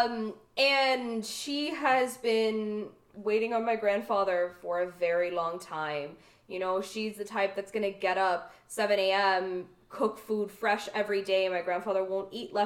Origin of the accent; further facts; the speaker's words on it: Canada; I was born in Canada. I'm the first to be born in Canada